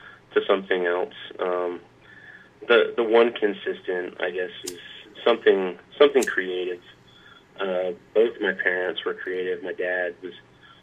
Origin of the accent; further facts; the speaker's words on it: Jacksonville, Florida, United States; moved away as an adult; now in Nashville, United States; I grew up in Jacksonville, Florida. I'm a sort of quintessential Navy brat. Both my parents were in the Navy, and we landed in Jacksonville, Florida back when I was real young and ended up staying there